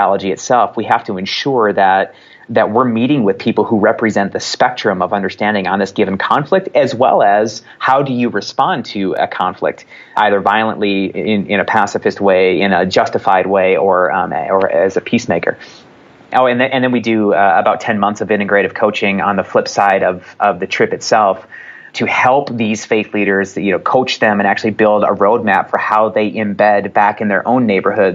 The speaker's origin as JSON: {"language": "English", "country": "United States", "said": "as American Christians in particular"}